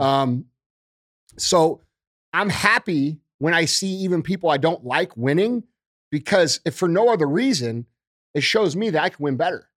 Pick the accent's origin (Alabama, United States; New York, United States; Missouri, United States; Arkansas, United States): Missouri, United States; St. Louis; moved away as an adult; also born or lived in Springfield; I moved back to Saint Louis from Springfield